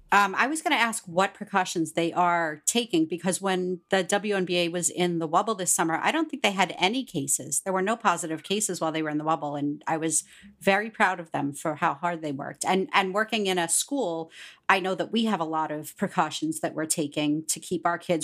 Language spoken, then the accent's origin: English; Pittsburgh, Pennsylvania, United States; moved away; also born or lived in Long Island, New York; I'm from Pittsburgh, Pennsylvania